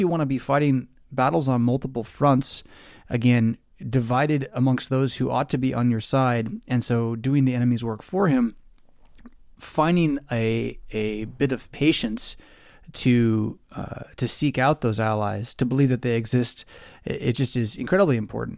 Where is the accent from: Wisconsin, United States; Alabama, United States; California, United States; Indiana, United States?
California, United States; Southern; growing up in Southern California